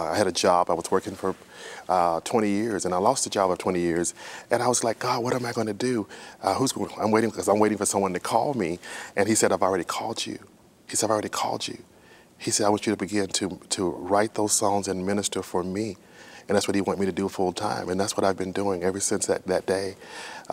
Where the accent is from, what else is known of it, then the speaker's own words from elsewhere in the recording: Texas, United States; I started playing for a church that I attended in when I grew up in Texas, my home church, we would say